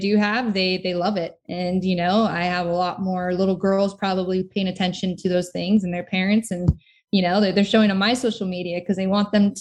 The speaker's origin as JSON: {"language": "English", "country": "United States", "said": "as an American"}